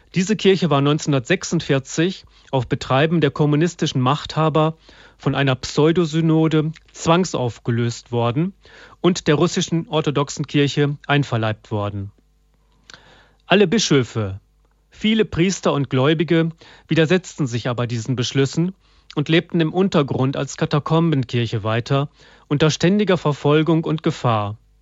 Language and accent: German; Germany; bei uns in Deutschland